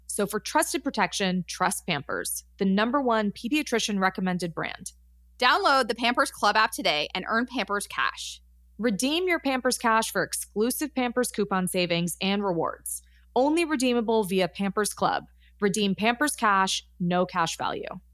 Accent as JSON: {"language": "English", "town": "Los Angeles", "region": "California", "country": "United States", "tie": "born or raised there", "said": "I grew up in Los Angeles."}